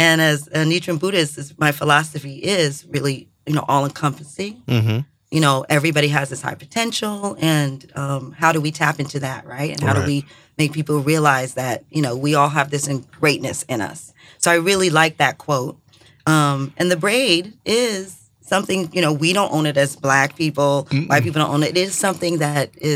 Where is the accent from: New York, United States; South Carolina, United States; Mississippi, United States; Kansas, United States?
New York, United States; New York City; I grew up in the Village